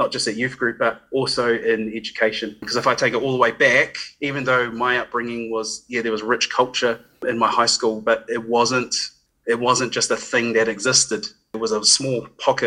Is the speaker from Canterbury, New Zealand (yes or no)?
yes; Christchurch, Canterbury, New Zealand; Grew up, born and bred in Christchurch, Ōtautahi